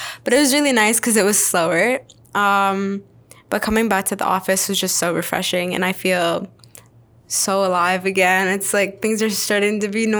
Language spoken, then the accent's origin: English; London, Ontario, Canada; first language Arabic; English is a second language; also born or lived in Syria; I was born and raised in London, Ontario, Forest City.